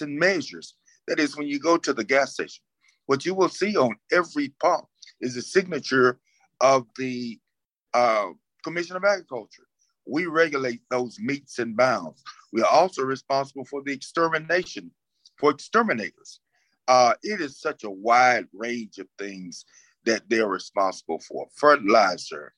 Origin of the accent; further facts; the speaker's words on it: South Georgia, United States; I grew up in farms in South Georgia